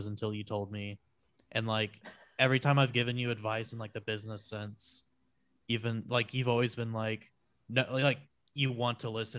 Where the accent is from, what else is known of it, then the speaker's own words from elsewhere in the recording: Lakeway, Texas, United States; I actually grew up in Lakeway, Texas